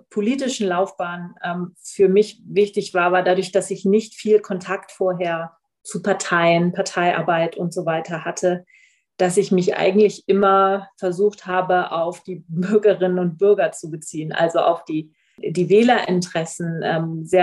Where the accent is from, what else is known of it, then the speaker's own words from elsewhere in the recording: Oldenburg, Lower Saxony, Germany; Und genau, ursprünglich komme ich aus Oldenburg.